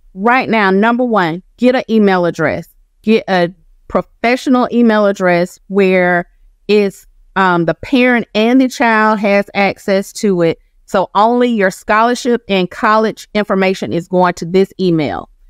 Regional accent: Macon, Georgia, United States; I'm from Macon, Georgia. My mom graduated from Northeast High School. I did too

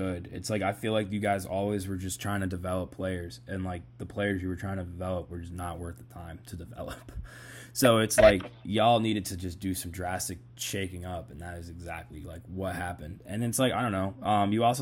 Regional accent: Boston, Massachusetts, United States; I'm from Boston

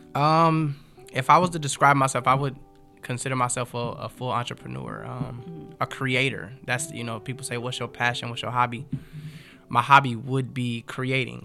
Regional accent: Los Angeles, California, United States; also born or lived in Compton / Inglewood; I grew up in um, Watts. Actually, we moved around a different, a couple of different places, but I was born in Compton.

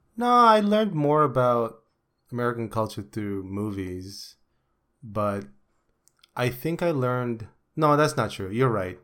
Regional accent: Philippines; English is a second language; moved away; back in the day in the Philippines

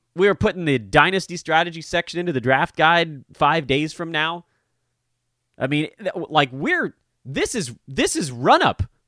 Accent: Los Angeles, California, United States; born or raised there

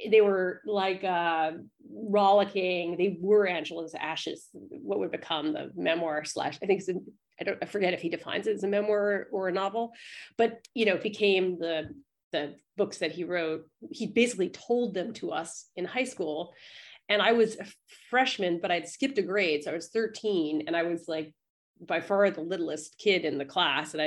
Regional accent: New York City, New York, United States; I grew up in the East Village.

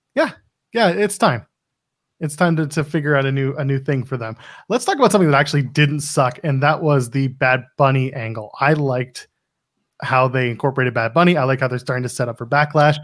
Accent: Canada; I am a Canadian

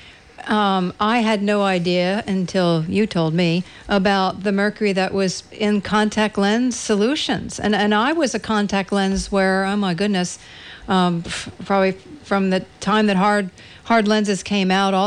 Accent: East Coast, United States; moved away; being born and raised on the East Coast.

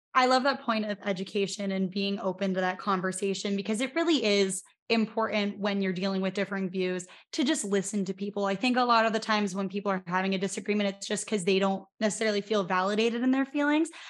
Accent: Pennsylvania, United States; I'm from Pennsylvania

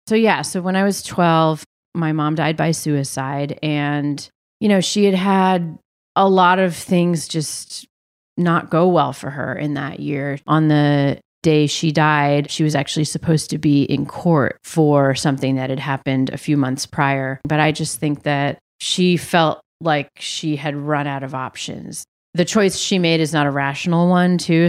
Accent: New Hampshire, United States; moved away as an adult; also born or lived in Massachusetts; now in Philadelphia, United States; we lived there till I was 4. Then we moved to New Hampshire and I lived there till I graduated high school and moved to Philly to go to college

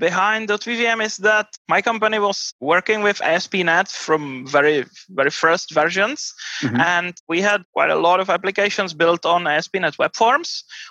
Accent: Prague, Czechia; I'm from Prague in Czech Republic.

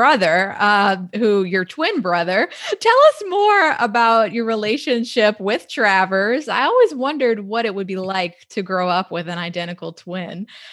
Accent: New Orleans, Louisiana, United States; We've both spent the vast majority of our lives in and around New Orleans

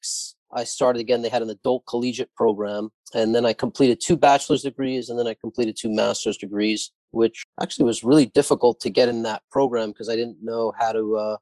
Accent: New York City, New York, United States; also born or lived in Haifa, Israel; I was born in Israel, in Haifa. And my parents came here when I was very young and grew up in Howard Beach

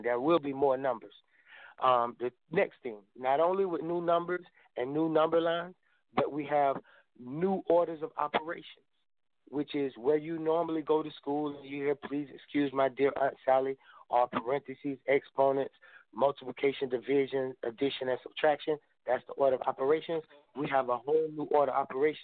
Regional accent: Albany, Georgia, United States; I'm from a small town called Albany, Georgia, That's where I grew up at.

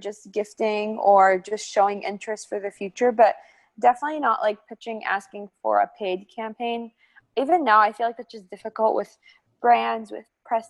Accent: St. Louis, Missouri, United States; my hometown

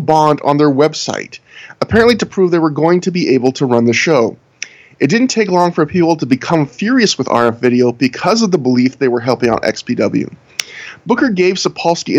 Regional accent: Canada; I'm Canadian

